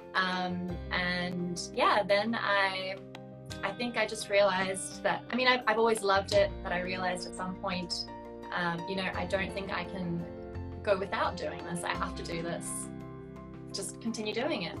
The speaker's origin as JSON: {"language": "English", "country": "South Africa", "tie": "born or raised there", "moved": "yes", "said": "where I grew up, I grew up in South Africa."}